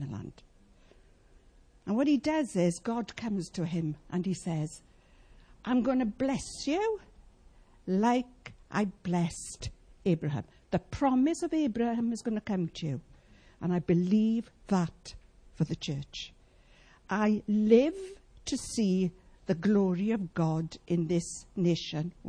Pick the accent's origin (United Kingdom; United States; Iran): United Kingdom; Welsh, Wales; I want to say Abimelech, being Welsh